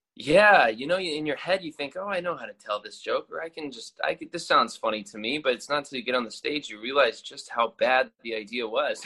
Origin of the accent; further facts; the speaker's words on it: Louisville, Kentucky, United States; moved away as an adult; now in New York, United States; I'm from Kentucky originally grew up in Louisville